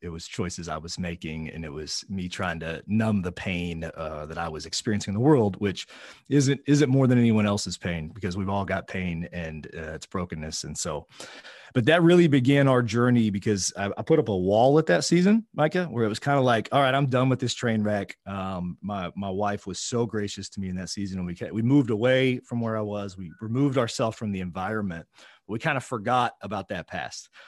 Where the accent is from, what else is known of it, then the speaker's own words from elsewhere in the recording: Oklahoma, United States; I'm from a flyover state. I'm from Oklahoma